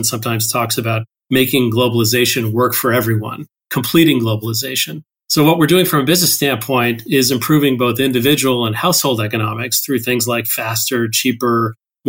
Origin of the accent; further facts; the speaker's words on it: Toronto, Ontario, Canada; moved away as an adult; also born or lived in Bloomington, Indiana / Pacific Northwest, United States; now in United States; I grew up in Toronto, Canada, mostly